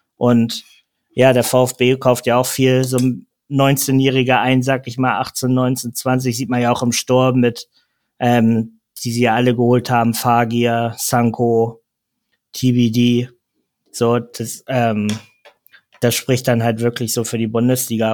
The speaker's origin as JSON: {"language": "German", "region": "Hamburg", "country": "Germany", "said": "als Hamburger"}